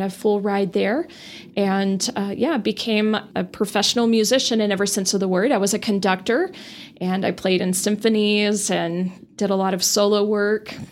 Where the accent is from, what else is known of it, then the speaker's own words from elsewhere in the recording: Amarillo, Texas, United States; also born or lived in Dallas; I grew up in Amarillo